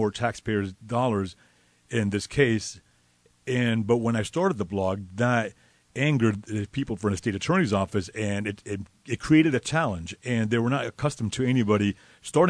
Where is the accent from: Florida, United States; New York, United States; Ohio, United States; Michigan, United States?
Florida, United States; Miami; moved away as an adult; I'm born and raised in Miami.